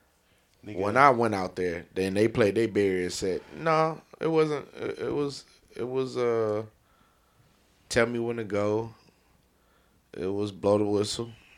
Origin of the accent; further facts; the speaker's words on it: California, United States; I'm from California.